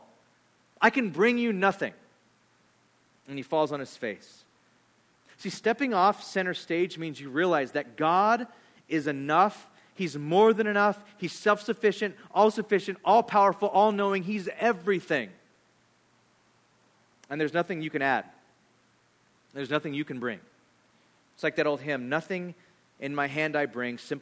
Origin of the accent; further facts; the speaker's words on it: California, United States; I'm from California